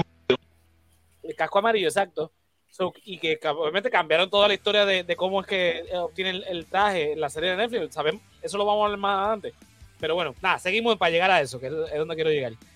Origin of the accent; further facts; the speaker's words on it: Puerto Rico; los boricuas nos encanta la Navidad